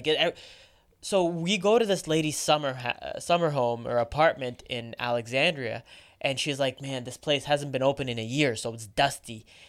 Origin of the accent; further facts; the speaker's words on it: Saudi Arabia; born there; So I was born in Saudi Arabia. But my parents are Egyptian.